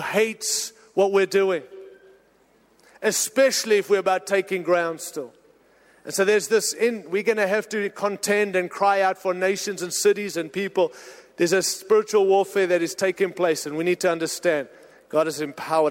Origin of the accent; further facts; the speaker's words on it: United States; I'm an American, married to an American, happy to live in America